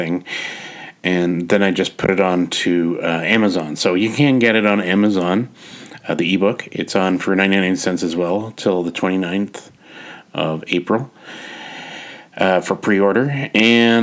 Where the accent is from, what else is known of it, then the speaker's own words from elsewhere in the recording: Canada; as a Canadian author